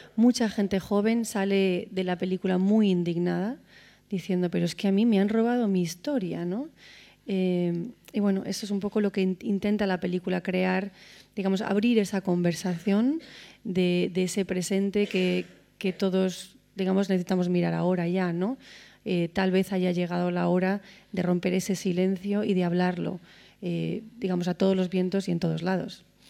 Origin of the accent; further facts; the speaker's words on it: Spain; como española